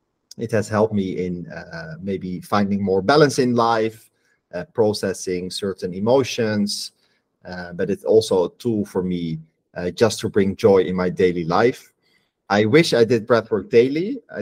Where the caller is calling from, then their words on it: Rio de Janeiro, Brazil; I'm calling in from Rio de Janeiro in Brazil.